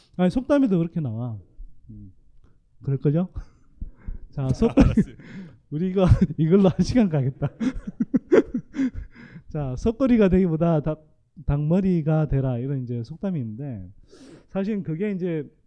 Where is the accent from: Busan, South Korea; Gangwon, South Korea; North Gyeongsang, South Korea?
North Gyeongsang, South Korea; Gyeongsan; 저는 뭐 경북 경산의 시골 마을에서 자랐습니다